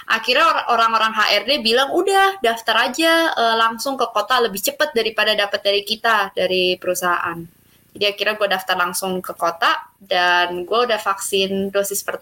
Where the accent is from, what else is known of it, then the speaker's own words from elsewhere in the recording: Jakarta, Indonesia; now in Germany; iya gue dari Indonesia, dari Jakarta, dan gue juga sama-sama seperti Evan kuliah di Jerman.